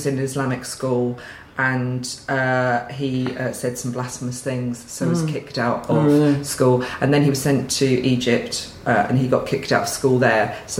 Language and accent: English; Essex, East of England, United Kingdom; also born or lived in Cambridge; I was born in Cambridge. Oh, very nice. That's about it, but I grew up in Essex.